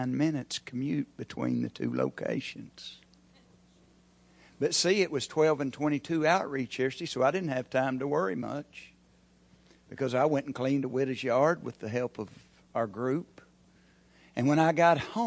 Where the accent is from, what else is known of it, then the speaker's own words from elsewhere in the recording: Locust, United States; moved away; since I grew up in Locust.